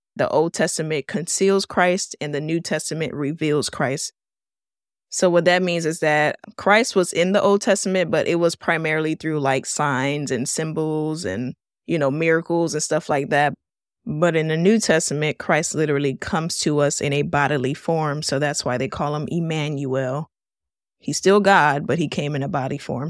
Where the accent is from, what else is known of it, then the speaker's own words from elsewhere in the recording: Miami, Florida, United States; I was born and raised here in Miami, Florida